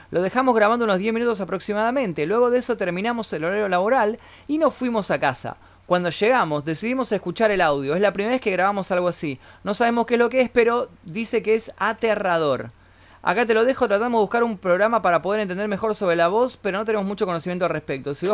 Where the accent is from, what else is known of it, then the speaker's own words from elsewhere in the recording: Buenos Aires, Argentina; Yo también soy de Buenos Aires.